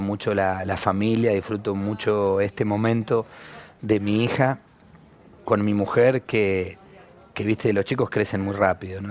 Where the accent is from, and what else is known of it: Argentina